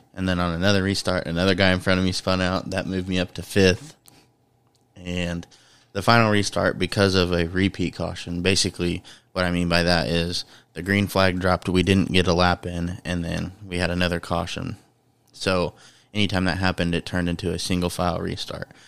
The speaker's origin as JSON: {"language": "English", "region": "Indiana", "country": "United States", "said": "I'm from Indiana"}